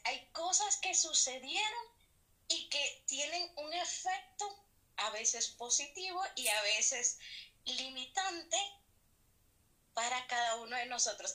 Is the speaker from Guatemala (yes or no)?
yes; Guatemala; nuestro gentilicio acá en Guatemala es pues que somos guatemaltecos